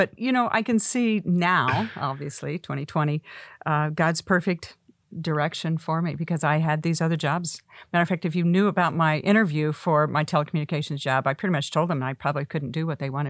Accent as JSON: {"language": "English", "region": "Oklahoma", "country": "United States", "said": "we're I'm from Oklahoma."}